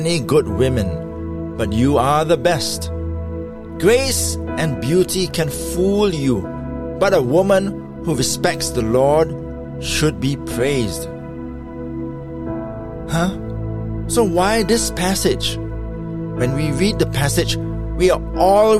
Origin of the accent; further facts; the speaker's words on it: Singapore; my home country of Singapore